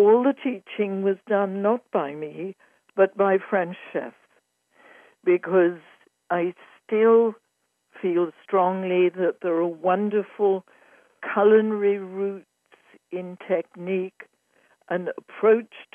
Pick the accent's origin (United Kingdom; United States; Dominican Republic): United Kingdom; Yorkshire and the Humber; moved away; also born or lived in Cambridge / London; I was born in Yorkshire, in England, in the heart of the countryside, just before World War II